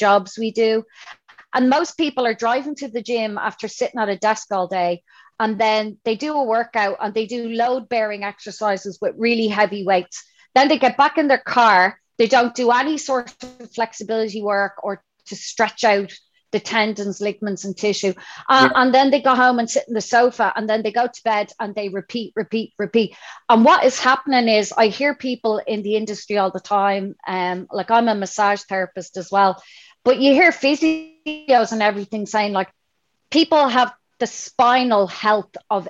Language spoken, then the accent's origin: English; Dublin, Leinster, Ireland; I'm from Dublin